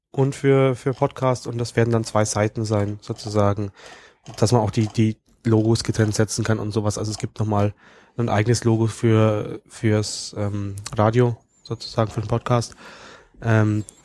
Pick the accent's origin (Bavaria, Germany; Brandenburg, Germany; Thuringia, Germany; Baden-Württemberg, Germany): Baden-Württemberg, Germany; ich komme aus äh, ursprünglich aus dem Großraum Stuttgart.